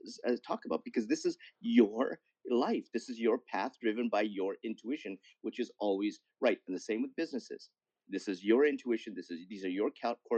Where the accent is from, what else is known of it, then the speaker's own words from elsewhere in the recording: Canada; as a Canadian